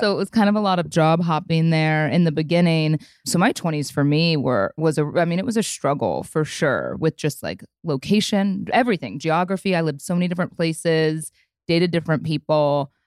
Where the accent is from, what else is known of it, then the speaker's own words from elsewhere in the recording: Midwest, United States; also born or lived in Chicago / Austin; now in Dallas, United States; I grew up in the Midwest and lived in Chicago before I moved to Texas